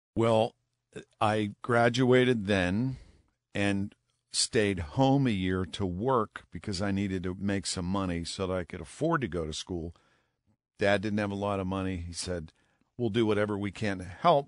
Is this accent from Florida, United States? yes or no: no; McCandless, Pennsylvania, United States; also born or lived in Millvale, Pittsburgh; I grew up in McCandless Township and ended up going to North Allegheny